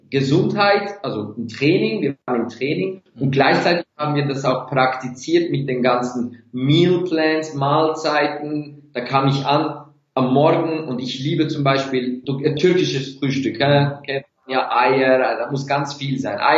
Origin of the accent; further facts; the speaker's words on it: Turkey; Seitdem bin ich so fast 60, 70 Prozent vegan als Türke und ich liebe Fleisch.